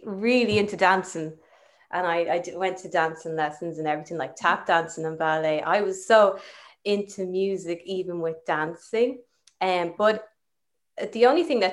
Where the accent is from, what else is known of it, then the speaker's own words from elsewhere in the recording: Balbriggan, Leinster, Ireland; also born or lived in Camden, London, United Kingdom; I was actually born in Camden in London. And yeah, and then grew up in Balbriggan